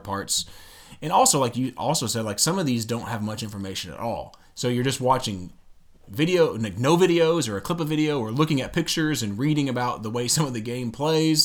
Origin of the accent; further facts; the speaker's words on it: United States; I'm American as well.